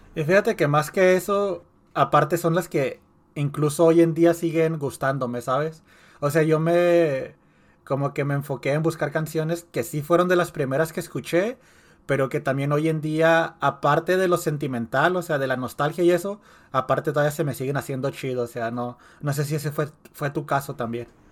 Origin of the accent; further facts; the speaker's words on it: Mexico; now in United States; creciendo allá en México